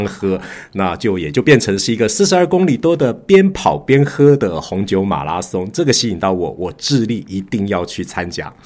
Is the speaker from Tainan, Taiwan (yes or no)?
no; Taipei, Taiwan; moved away as an adult; also born or lived in Shenzhen, China; 今年五十四岁，呃，现在是个土生土长的台北人。那我过去曾经有十多年的时间定居在对岸的深圳